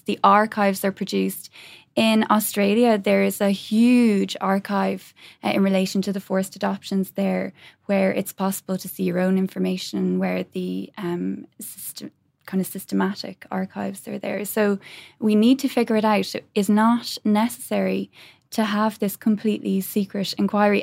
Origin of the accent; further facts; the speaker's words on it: Ireland; we as the Irish people